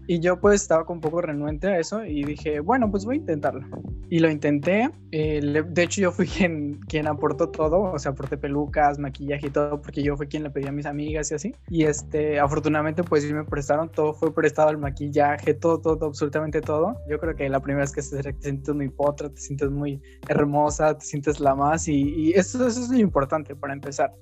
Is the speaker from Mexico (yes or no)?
yes; Mexico; vivo en este país y soy orgullosamente mexicana